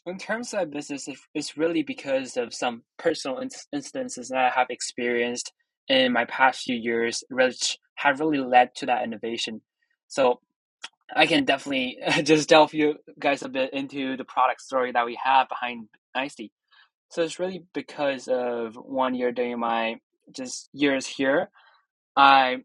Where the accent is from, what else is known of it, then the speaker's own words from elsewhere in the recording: Quzhou, Zhejiang, China; also born or lived in Ridley College, Canada; now in Canada; I'm Chinese, so I'm from China, a very small city named Quzhou that is 5 hours away from Shanghai.